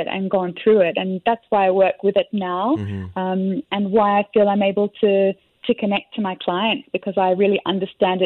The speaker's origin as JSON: {"language": "English", "town": "Sydney", "region": "New South Wales", "country": "Australia", "moved": "as an adult", "lives_now": "Singapore", "said": "I'm from Australia, Sydney"}